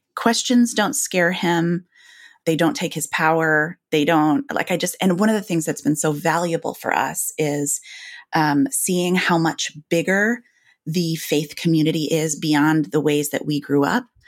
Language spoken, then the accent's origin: English; Grand Rapids, Michigan, United States; moved away as an adult; also born or lived in Illinois; I grew up, you know, in Illinois and Michigan